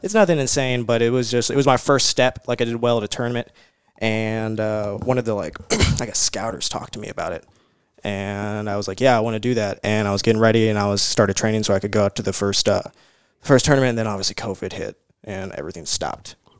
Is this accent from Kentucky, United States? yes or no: yes; Louisville, Kentucky, United States; also born or lived in California; Here in Louisville, in Louisville